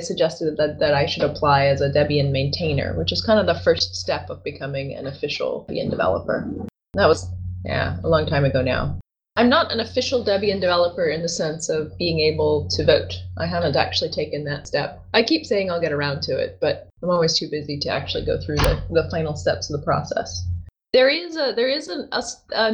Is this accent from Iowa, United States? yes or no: no; Tennessee, United States; moved away as an adult; also born or lived in Africa; I was born in Tennessee